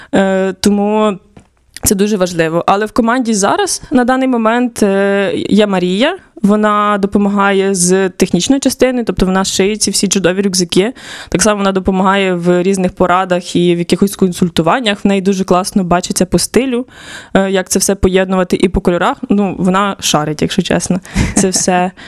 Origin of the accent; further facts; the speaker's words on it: Khmelnytskyi Oblast, Ukraine; also born or lived in Kharkiv; now in Lviv, Ukraine; сама я родом з Хмельницької області, я не є львів'янкою